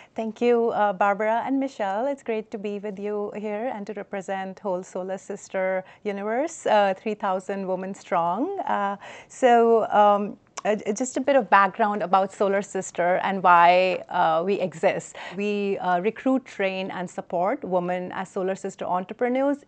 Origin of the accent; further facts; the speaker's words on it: New Delhi, Delhi, India; moved away; I grew up in New Delhi